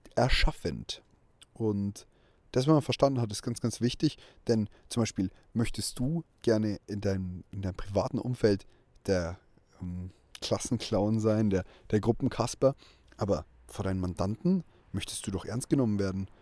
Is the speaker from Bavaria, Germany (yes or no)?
yes; small town in Bavaria, Germany; in meiner Heimatstadt die Personenmarke von mir irgendwie bereits in Kindheitstagen über meinen Namen definiert wurde